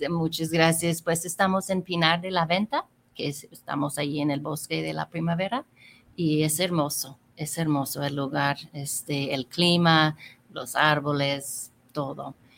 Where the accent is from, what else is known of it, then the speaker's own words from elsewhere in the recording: California, United States; moved away as an adult; also born or lived in Mexico; now in Guadalajara, Mexico; pues soy de California y tengo 32 años viviendo aquí en México